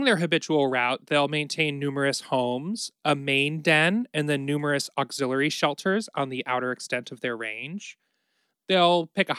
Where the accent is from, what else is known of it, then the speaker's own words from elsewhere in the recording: Ohio, United States; We're both from Ohio